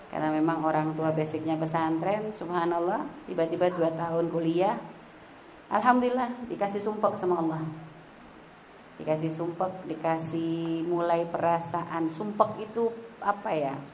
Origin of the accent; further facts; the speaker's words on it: Pontianak, West Kalimantan, Indonesia; Kalau lahir gede di Pontianak